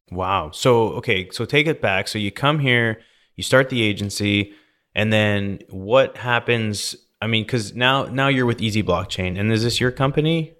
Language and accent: English; Canada; now in Texas, United States; I grew up in Canada